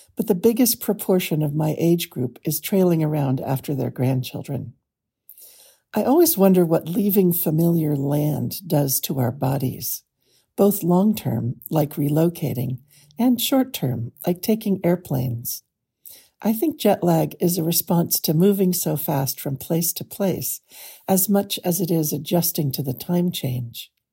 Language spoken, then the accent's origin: English; California, United States; also born or lived in Vermont; I grew up in California